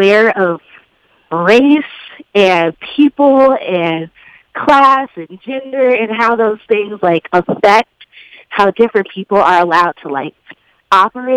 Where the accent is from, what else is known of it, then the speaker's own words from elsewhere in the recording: Chicago, Illinois, United States; I'm from the South Suburbs